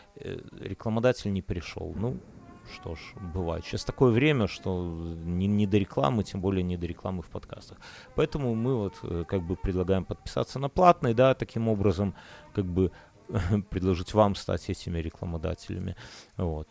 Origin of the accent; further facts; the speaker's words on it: Belarus; я из Беларуси